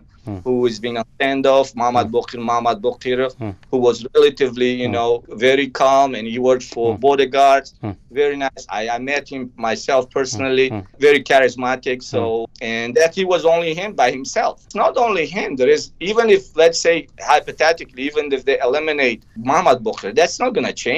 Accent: Vanj district, Gorno-Badakhshan, Tajikistan; moved away; I'm from Vanj district, which is nearby the Womar.

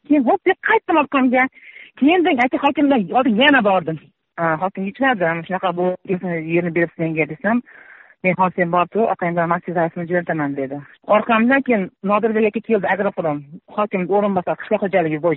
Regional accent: Baliqchi district, Andijan Region, Uzbekistan; o'sha yerda o'sganman o'sha yerda tug'ilganman

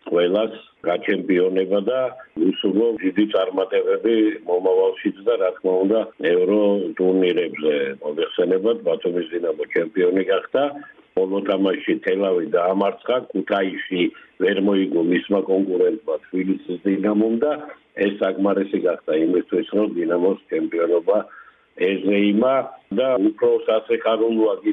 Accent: Batumi, Adjara, Georgia; მე როგორც ბათუმელი კაცი

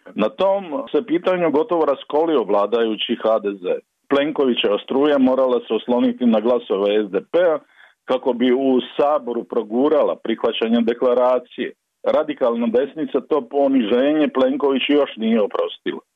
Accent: Dalmatia, Croatia; now in Zagreb, Croatia; kao Dalmatinac znam kako sam mukotrpno putovao iz Zagreba u Zaviča

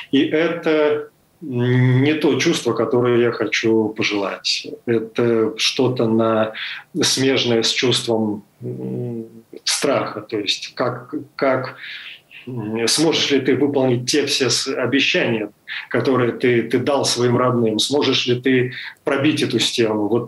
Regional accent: Kyiv, Ukraine; и Киев для меня был знакомый более чем знакомый это мой второй город мой родной город поэтому там было легче.

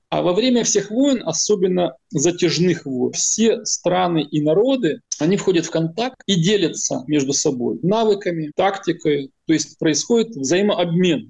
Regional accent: Ukraine; Как украинец

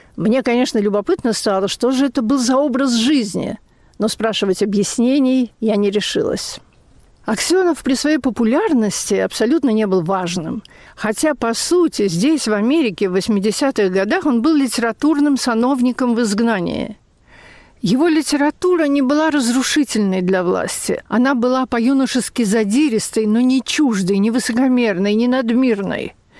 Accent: Russia; moved away as an adult; now in United States

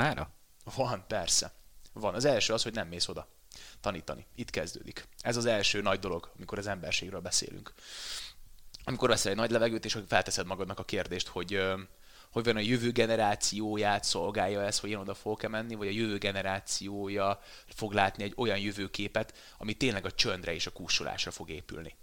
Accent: Veszprém, Veszprém County, Hungary; moved away as an adult; now in Budapest, Hungary; Én Veszprémből jöttem föl Budapestre, Vörös Marti meg gimnáziumba jártam

